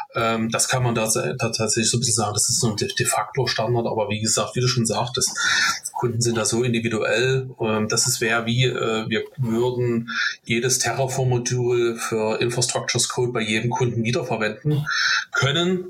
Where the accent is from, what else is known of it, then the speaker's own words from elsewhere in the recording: Dresden, Saxony, Germany; gebürtiger Dresdner